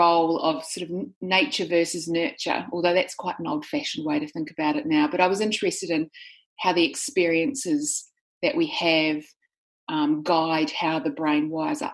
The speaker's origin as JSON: {"language": "English", "country": "New Zealand", "tie": "born or raised there", "moved": "yes", "lives_now": "Sydney, Australia", "said": "I live in Sydney, Australia, but I'm actually a New Zealander. So I grew up in New Zealand"}